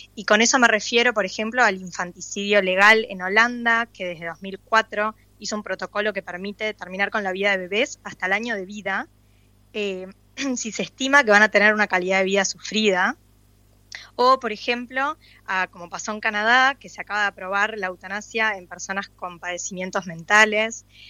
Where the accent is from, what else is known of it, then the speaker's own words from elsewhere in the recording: Uruguay; como uruguaya